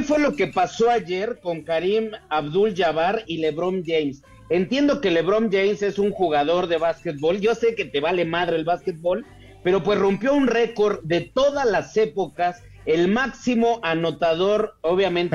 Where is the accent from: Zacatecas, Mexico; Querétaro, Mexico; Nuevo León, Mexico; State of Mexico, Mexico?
Querétaro, Mexico; yo soy de Querétaro